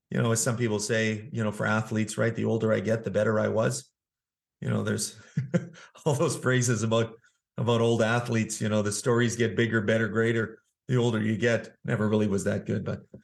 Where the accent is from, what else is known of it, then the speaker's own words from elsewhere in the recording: Manitoba, Canada; Well, I'm originally from Canada. I grew up in the province of Manitoba